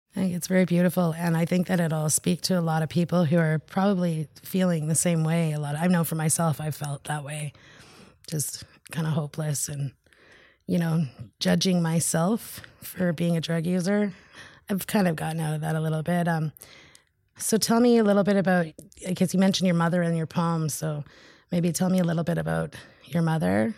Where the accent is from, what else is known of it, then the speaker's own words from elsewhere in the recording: Haida Nation, British Columbia, Canada; I'm from the Haida Nation.